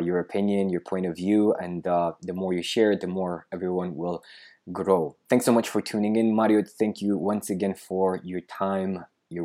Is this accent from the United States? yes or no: no; Romania; I'm from Romania